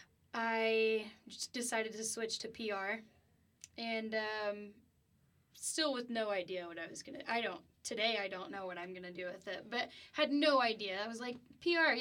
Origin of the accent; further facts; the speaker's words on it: Keller, Texas, United States; moved away as an adult; now in Lubbock, United States; I'm from the DFW area. I'm from Keller. So, yeah, I grew up playing softball